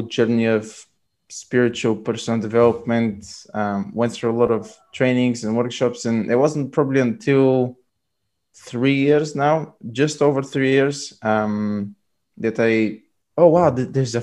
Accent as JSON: {"language": "English", "country": "Bulgaria", "also_born_or_lived": "London", "moved": "as an adult", "said": "I'm originally from Bulgaria"}